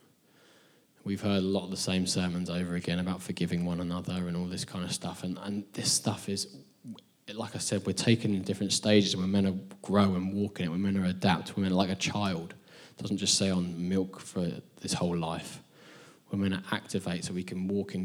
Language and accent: English; England, United Kingdom; also born or lived in Nashville; we're both English people in Nashville